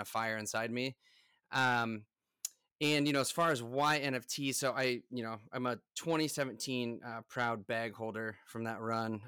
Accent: United States; I'm from the United States

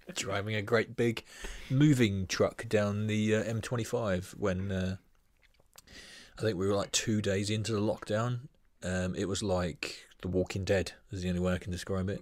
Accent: Brighton, South East England, United Kingdom; born and raised in White Hawk

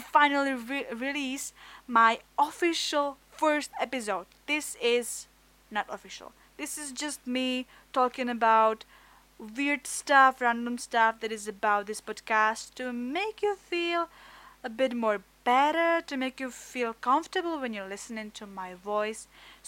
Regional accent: Czechia; English is a second language; I'm from Czech Republic. My English is not really good, but I hope that you will accept my a bit of weird accent

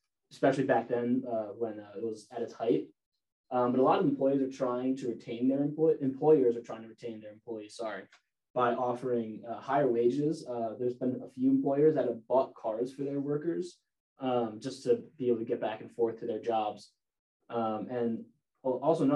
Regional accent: West Hartford, Connecticut, United States; I'm from West Hartford, Connecticut

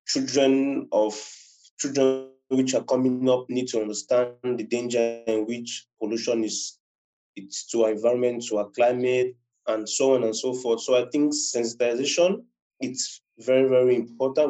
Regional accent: Cameroon; I'm a Cameroonian. I reside in Cameroon.

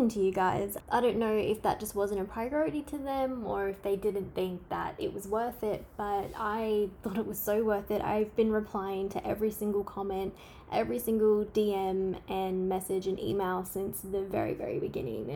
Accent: Queensland, Australia; I'm from Australia. You can't tell by my accent. And I'm from the state of Queensland.

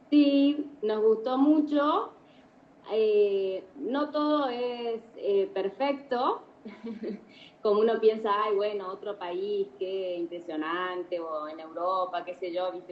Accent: Argentina; moved away as an adult; also born or lived in Buenos Aires / Metán; now in Madrid, Spain; vivo mm, en Madrid, pero soy de Argentina

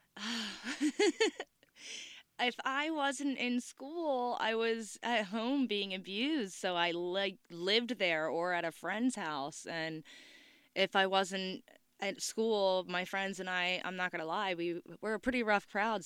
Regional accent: Cape May, New Jersey, United States; Exit Zero is my hometown

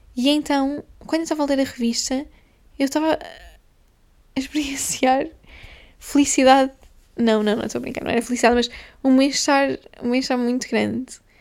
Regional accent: Guimarães, Norte, Portugal; moved away; em Guimarães, que foi onde eu fui um, criada, onde eu cresci, nasci e cresci

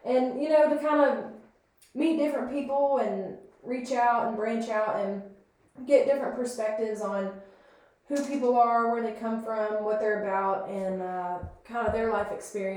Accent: New Haven, Kentucky, United States; Born and raised in New Haven / Hagerstown, Kentucky, middle of nowhere, pretty much

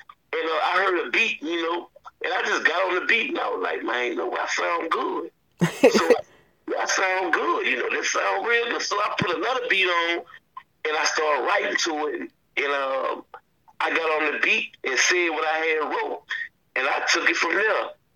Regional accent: Jackson, Mississippi, United States; also born or lived in New Orleans, Louisiana; So we come down to Jackson, Mississippi. That's where I grew up at.

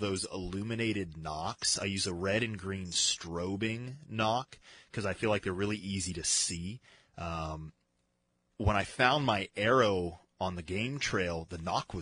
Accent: Colorado, United States; I grew up in Colorado

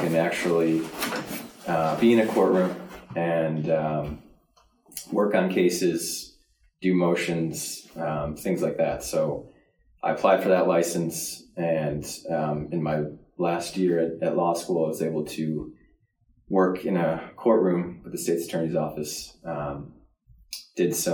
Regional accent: Lisle, Illinois, United States; also born or lived in Downers Grove, Illinois; I'm from Lisle, Illinois. Grew up in the suburbs, Downers Grove

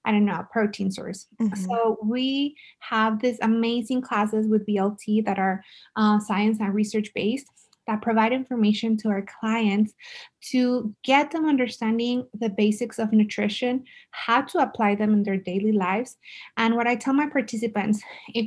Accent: El Paso, Texas, United States; I'm from El Paso. I love El Paso

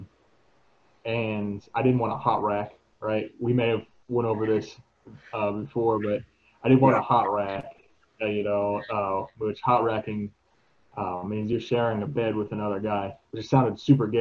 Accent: Florida, United States; moved away as an adult; also born or lived in Washington; I grew up in Florida

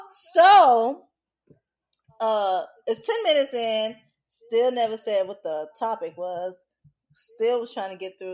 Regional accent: Louisiana, United States; In Louisiana. Aliens? Well, the part I'm from.

